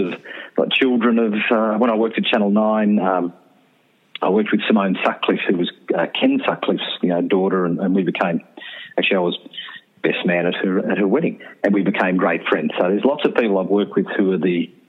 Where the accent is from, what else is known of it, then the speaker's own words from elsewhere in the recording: Canberra, Australian Capital Territory, Australia; also born or lived in Queanbeyan, New South Wales; I was born in Queanbeyan, raised in Canberra